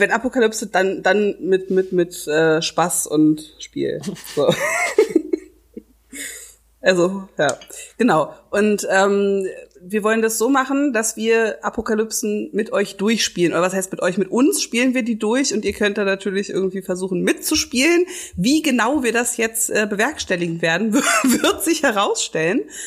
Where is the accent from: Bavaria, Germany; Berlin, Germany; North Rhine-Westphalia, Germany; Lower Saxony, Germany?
Berlin, Germany; ich bin ja in Charlottenburg aufgewachsen